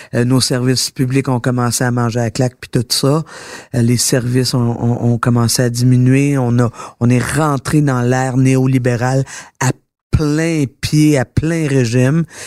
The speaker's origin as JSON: {"language": "French", "region": "Quebec", "country": "Canada", "said": "je suis fière d'être québécoise"}